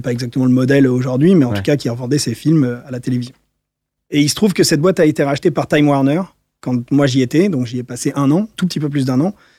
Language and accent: French; Paris, Île-de-France, France; J'ai grandi à Paris, je suis né à Paris.